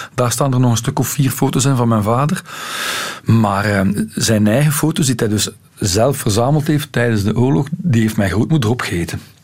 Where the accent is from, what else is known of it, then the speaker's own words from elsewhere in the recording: Ghent, Flanders, Belgium; bij ons in Gent was daar nu wel nog zo een, een kantje aan. Wij hadden ook eh, leiders, toen ik ja, 12, 13 jaar was